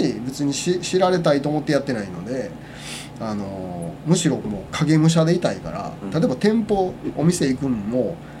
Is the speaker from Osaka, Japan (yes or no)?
yes; Osaka, Japan; moved away; also born or lived in Wakayama; 僕もともと大阪の出身なんですけど